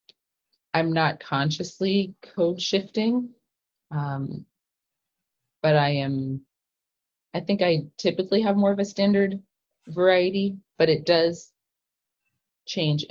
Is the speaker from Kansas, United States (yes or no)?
yes; Kansas, United States; growing up in Kansas